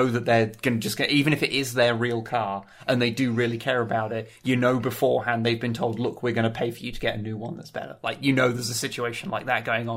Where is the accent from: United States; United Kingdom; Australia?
United Kingdom; England; I'm English